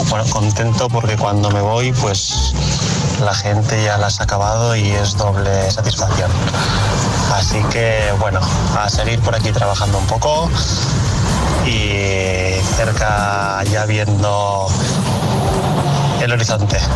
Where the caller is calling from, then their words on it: Zaragoza, Aragon, Spain; de Zaragoza.